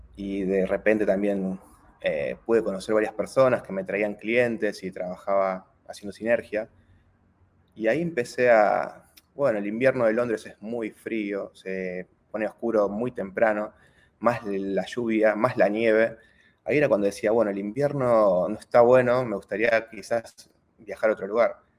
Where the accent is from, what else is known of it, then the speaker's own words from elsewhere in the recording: Argentina; also born or lived in Turin, Italy; como muchos argentinos, en lugar de esperar el proceso acá en Argentina